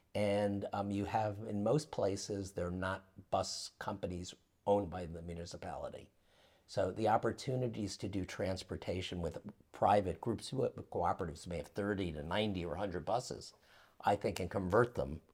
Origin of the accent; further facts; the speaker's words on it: United States; as an American